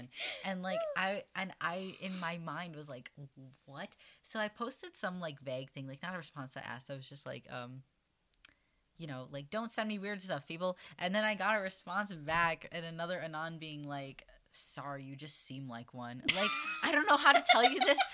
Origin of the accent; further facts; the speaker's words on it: Minnesota, United States; accent: Minnesotan; It means that I have a Minnesotan accent. It means I'm from Minnesota